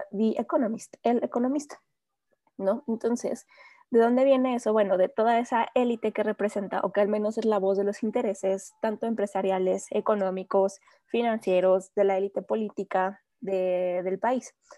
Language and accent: Spanish; Mexico; a nosotros como mexicanos